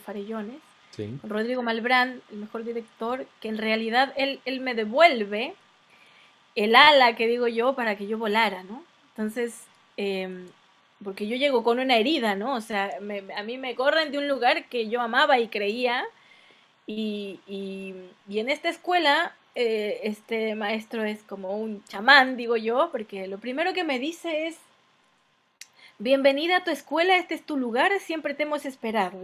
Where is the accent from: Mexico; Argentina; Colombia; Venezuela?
Mexico; moved away as an adult; now in Chile; me acompañó en mi infancia en México